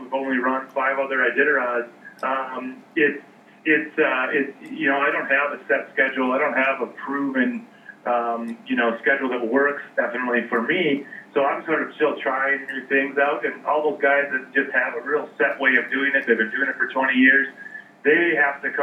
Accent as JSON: {"language": "English", "region": "Minnesota", "country": "United States", "tie": "born or raised there", "moved": "as an adult", "lives_now": "Fairbanks, United States", "said": "I'm from Minnesota originally. I grew up there."}